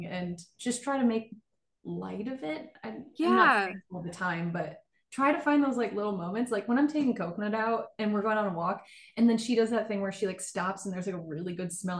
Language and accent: English; Michigan, United States; I'm from Michigan